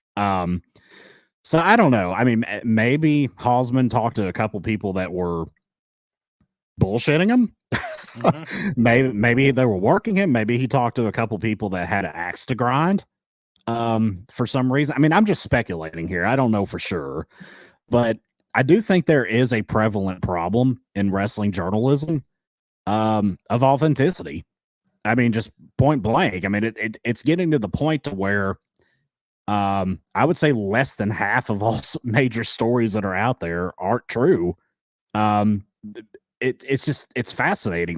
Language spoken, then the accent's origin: English; United States; I am the American half of the equation